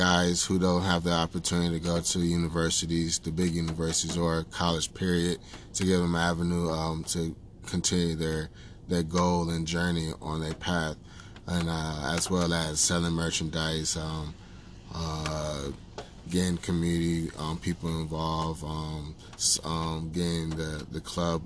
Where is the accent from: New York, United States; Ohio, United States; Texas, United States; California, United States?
Texas, United States; now in Hartford, United States; I grew up in Texas